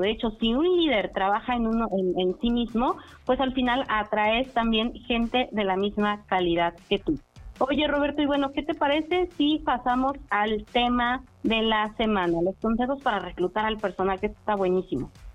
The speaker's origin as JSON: {"language": "Spanish", "town": "Chignahuapan", "region": "Puebla", "country": "Mexico", "tie": "born or raised there", "said": "Yo nací en Chignahuapan, ¿no? Entonces me tocó ver cómo ese crecimiento, siempre he vivido aquí en Puebla"}